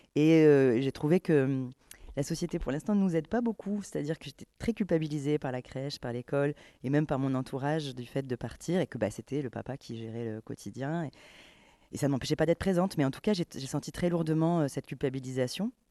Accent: Camargue, Provence-Alpes-Côte d'Azur, France; j'ai grandi en Camargue

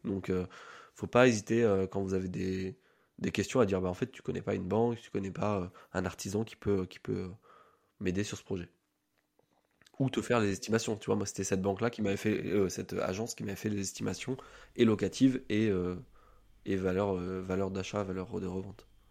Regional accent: Orléans, Centre-Val de Loire, France; now in Strasbourg, France; je suis né à Orléans, je vis à Strasbourg depuis deux ans

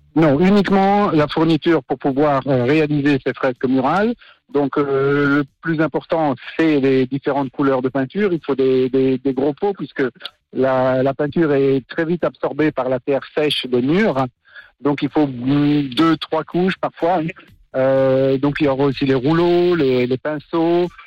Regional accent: Lausanne, Vaud, Switzerland; Je suis de Lausanne

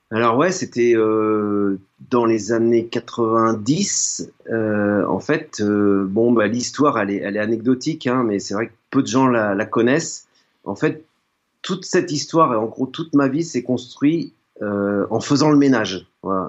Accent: Nantes, Pays de la Loire, France; j'ai grandi à Nantes

